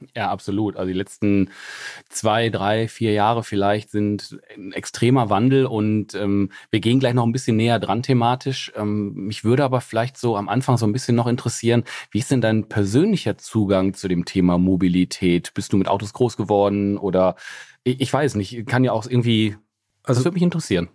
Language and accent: German; Essen, North Rhine-Westphalia, Germany; ich bin aus dem Ruhrgebiet